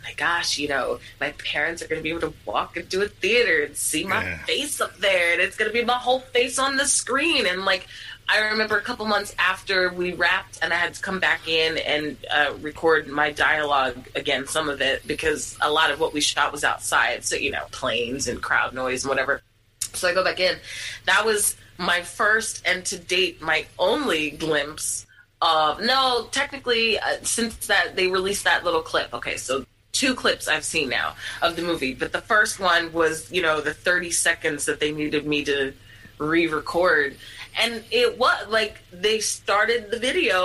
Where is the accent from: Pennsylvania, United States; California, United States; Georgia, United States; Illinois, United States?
Pennsylvania, United States; Philadelphia; I am born and raised in Philly